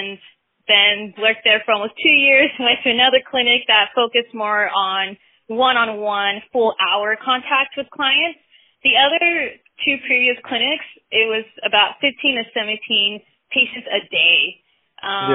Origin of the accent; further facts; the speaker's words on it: Texas, United States; also born or lived in San Juan, Puerto Rico / Miami; I grew up in Texas, age four